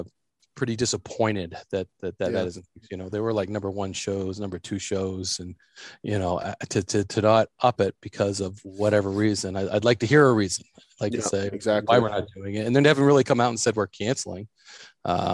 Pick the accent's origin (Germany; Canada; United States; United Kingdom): United States; New Hampshire; I ended up getting a job in New Hampshire, my home state